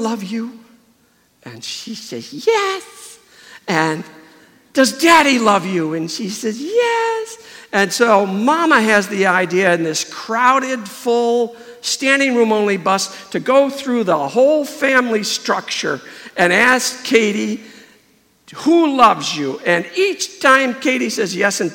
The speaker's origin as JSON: {"language": "English", "town": "Webster", "region": "New York", "country": "United States", "tie": "born or raised there", "said": "I was raised in Webster, New York"}